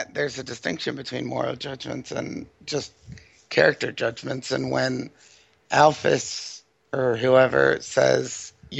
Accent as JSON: {"language": "English", "town": "Baltimore", "region": "Maryland", "country": "United States", "said": "I'm from Baltimore."}